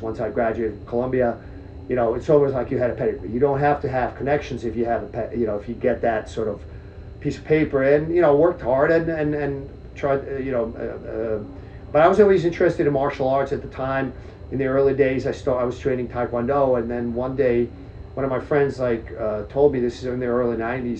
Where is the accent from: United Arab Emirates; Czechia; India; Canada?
Czechia; now in United States; I was born in Czech Republic, former Czechoslovakia